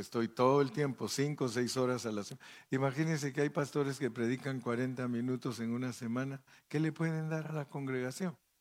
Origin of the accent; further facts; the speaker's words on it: Guatemala; De Guatemala